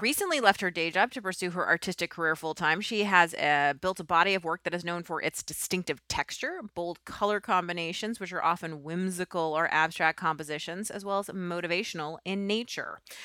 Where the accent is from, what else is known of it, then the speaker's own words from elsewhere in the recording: New York City, New York, United States; moved away as an adult; I'm from New York